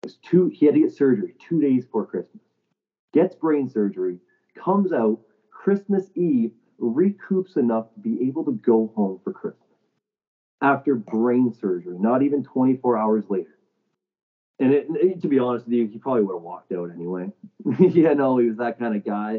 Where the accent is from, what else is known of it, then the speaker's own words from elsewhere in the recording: St. Catharines, Ontario, Canada; we're both from St. Catharines, right? Like, we're both local